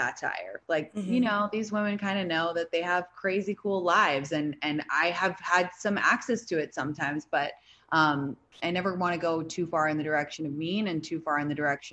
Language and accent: English; London, United Kingdom; also born or lived in San Francisco / New York; now in Los Angeles, United States; I grew up in London, then I lived in San Francisco, then I lived in New York, and now I live in LA.